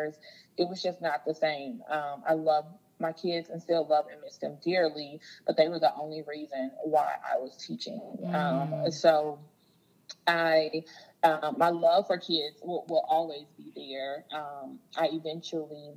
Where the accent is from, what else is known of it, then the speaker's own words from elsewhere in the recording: Jackson, Mississippi, United States; I was born in Jackson, Mississippi